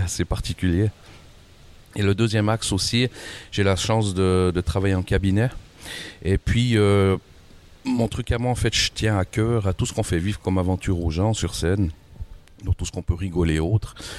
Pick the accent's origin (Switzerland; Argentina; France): Switzerland; accent: Swiss; je viens de Suisse.